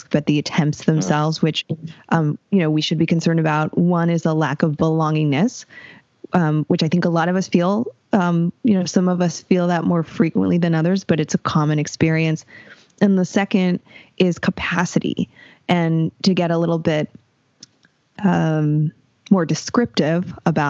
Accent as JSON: {"language": "English", "town": "Los Angeles", "region": "California", "country": "United States", "tie": "born or raised there", "also_born_or_lived": "San Diego", "said": "I grew up in LA County"}